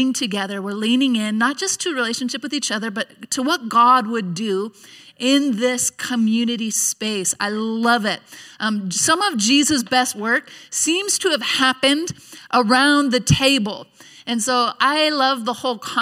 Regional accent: Nampa, Idaho, United States; we're from the Nampa area

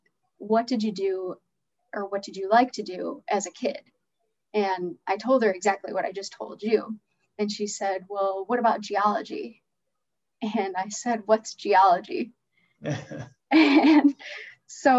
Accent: Chicago, Illinois, United States; growing up in Chicago

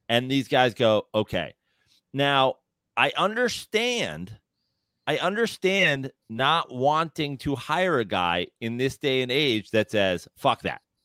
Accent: New York, United States; as a New Yorker

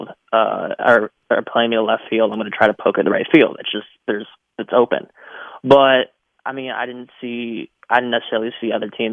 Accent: Atlanta, Georgia, United States; I'm actually from Atlanta.

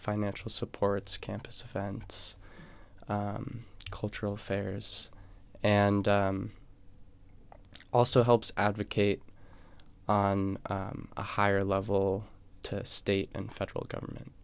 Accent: New Hampshire, United States; moved away as an adult; now in Los Angeles, United States; I'm from New Hampshire, and I went to a high school with six hundred students.

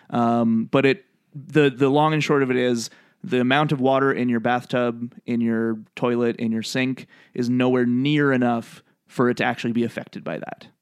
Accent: Canada; I'm Canadian

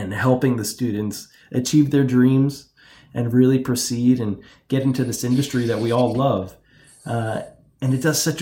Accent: Toms River, New Jersey, United States; I grew up in Toms River, New Jersey

